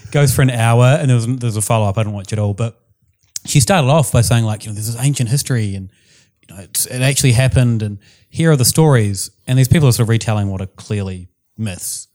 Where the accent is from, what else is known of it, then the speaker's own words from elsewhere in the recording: New Zealand; accent: New Zealand; my New Zealand accent